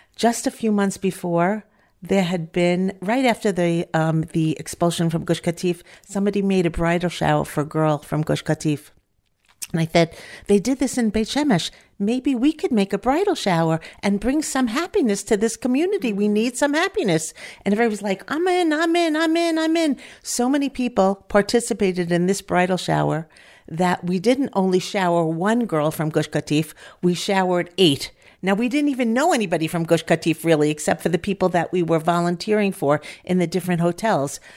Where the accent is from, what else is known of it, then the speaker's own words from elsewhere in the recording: Five Towns, New York, United States; moved away as an adult; now in Efrat, Israel; I'm from the Five Towns origi-, originally